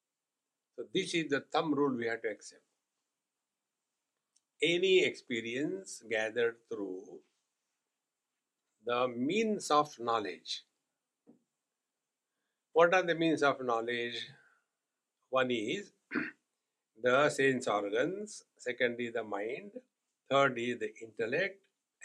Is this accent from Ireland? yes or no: no; India; being Indian